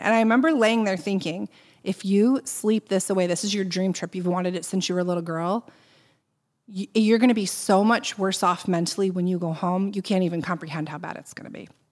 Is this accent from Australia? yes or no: no; Boston, Massachusetts, United States; I said, "Boston."